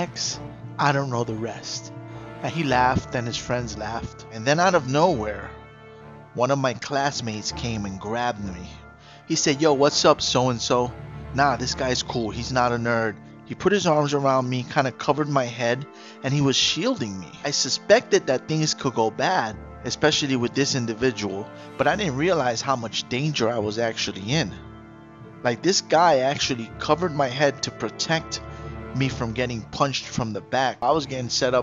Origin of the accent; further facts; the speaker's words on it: New York City, New York, United States; I grew up in the Bronx, late 80s, early 90s